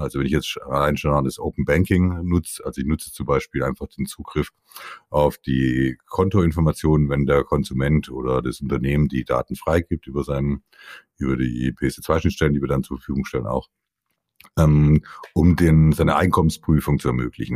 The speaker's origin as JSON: {"language": "German", "town": "Stuttgart", "region": "Baden-Württemberg", "country": "Germany", "tie": "born or raised there", "said": "Also ich bin Italo-Schwabe, geboren in Stuttgart, Nähe von stuttgart reutling"}